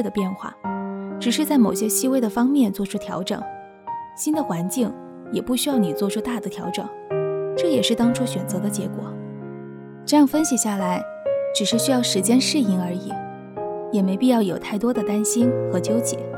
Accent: South China, China; now in Beijing, China; 作为地道的南方人，经过近两年的温习，也品味到那种勤劳务实、敢打敢拼的血性

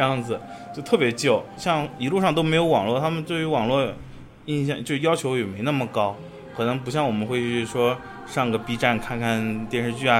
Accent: Russia; Chinese is a second language; 但是俄罗斯整体来说，大家还是在就是鼓励大家去中国留学，因为像我们那个城市学中文的人也有

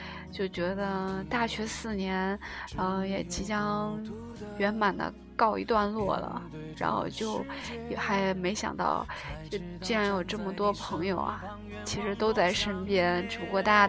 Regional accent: China; now in South Korea; 然后哈萨克斯坦是三个女生，然后我们中国人就很多了，大概这次去了九个。

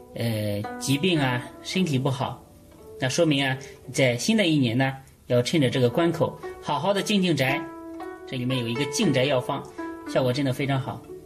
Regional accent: China; 我们中国人

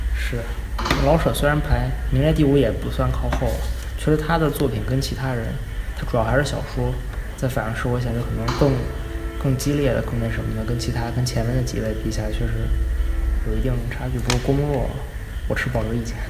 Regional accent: Beijing, China; 我也是一直生在北京，长在北京

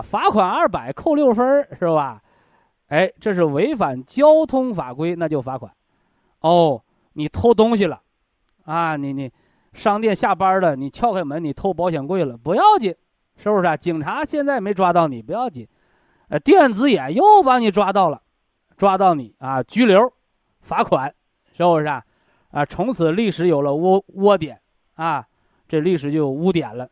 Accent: China; 我们中国人呢，有一个审美标准

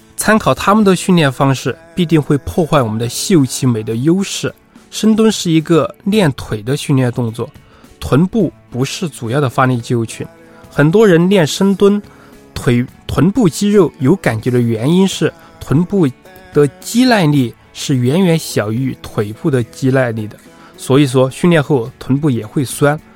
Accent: Sichuan, China; accent: Sichuan-accented Mandarin; moved away as an adult; now in Beijing, China; 我是四川人，苏东坡是我的同乡，北周东坡九流是我的家乡菜

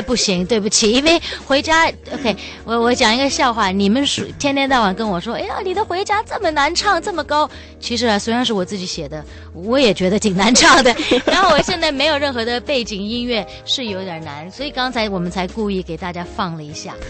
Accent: Beijing, China; moved away; also born or lived in France / Europe / Taiwan; 我的故乡是在北京，因为我生在湖坊桥这边

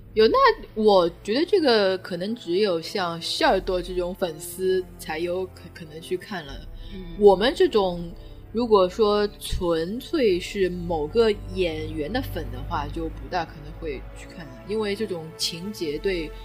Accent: China; 我们中国人很在意这种神神鬼鬼的

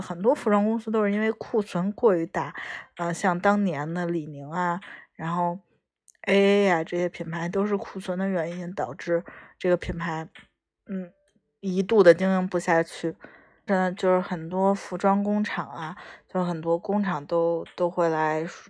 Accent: China; 我们中国人

